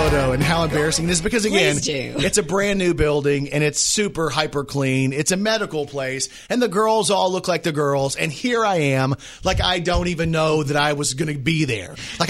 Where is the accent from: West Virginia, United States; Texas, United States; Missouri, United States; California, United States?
Texas, United States; I'm from Texas.